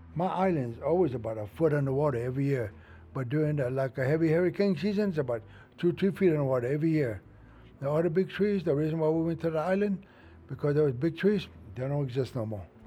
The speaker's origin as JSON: {"language": "English", "area": "Everglades tree island", "region": "Florida", "country": "United States", "tie": "born or raised there", "said": "So that's when we moved from Casalapo all the way to that island. And that's where I was born"}